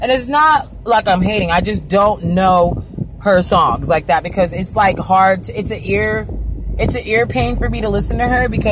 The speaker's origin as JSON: {"language": "English", "region": "Arizona", "country": "United States", "tie": "born or raised there", "also_born_or_lived": "California", "said": "I'm from California, born in California, raised in Arizona, predominantly through my life"}